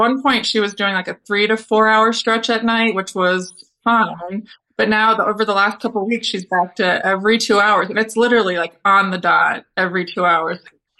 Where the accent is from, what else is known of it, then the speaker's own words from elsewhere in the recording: Cincinnati, Ohio, United States; No, I actually grew up in Cincinnati, Ohio.